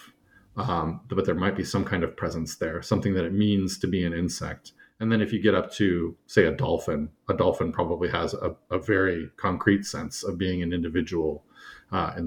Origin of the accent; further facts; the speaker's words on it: California, United States; moved away as an adult; also born or lived in Turkmenistan; I grew up in California, and I pretty solidly grew up in one place